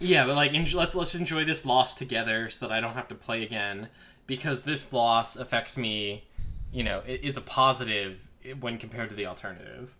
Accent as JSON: {"language": "English", "town": "Crystal Lake", "region": "Illinois", "country": "United States", "tie": "born or raised there", "said": "I grew up in Crystal Lake"}